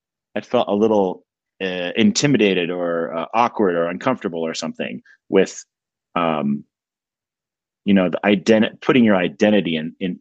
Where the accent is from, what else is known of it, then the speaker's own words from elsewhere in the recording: New Mexico, United States; moved away; I'm from New Mexico. My parents still live there in a trailer.